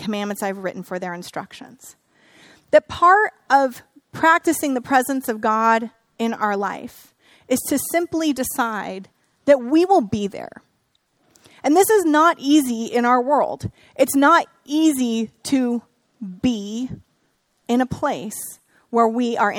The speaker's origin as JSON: {"language": "English", "region": "Northern California", "country": "United States", "tie": "born or raised there", "said": "I grew up here in Northern California"}